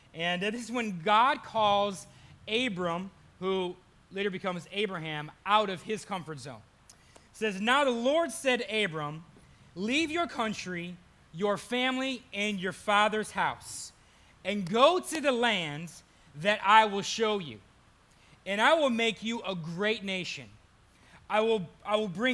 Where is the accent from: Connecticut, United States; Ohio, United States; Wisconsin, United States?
Ohio, United States; Burton; moved away as an adult; also born or lived in San Francisco, California; I am from Burton, Ohio. Most people don't know where that's from, so that's why I say Cleveland